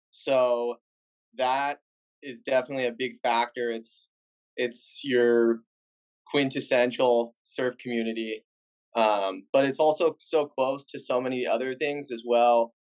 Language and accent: English; Huntington Beach, California, United States; I grew up in Huntington Beach, half a mile from, from the ocean, and all of my friends surfed or were surfers.